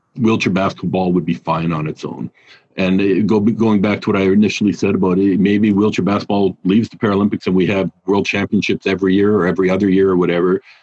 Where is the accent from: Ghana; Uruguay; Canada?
Canada; also born or lived in Australia / Germany; I'm Canadian